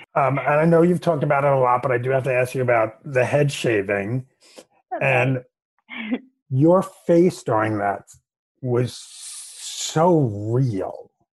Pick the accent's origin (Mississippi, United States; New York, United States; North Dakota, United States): New York, United States; I'm from New York